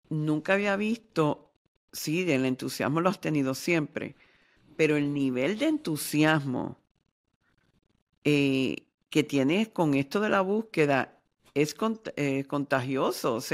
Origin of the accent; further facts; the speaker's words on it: Ecuador; yo soy un hombre ecuatoriano, practico el chamanismo